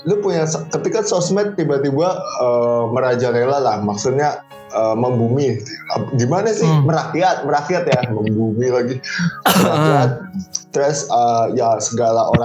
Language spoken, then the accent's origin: Indonesian; Kebumen, Central Java, Indonesia; gue dari Kebumen